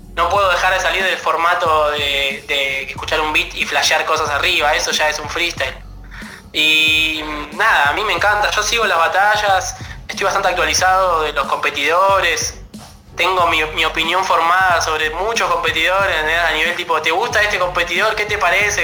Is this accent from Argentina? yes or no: yes; Argentina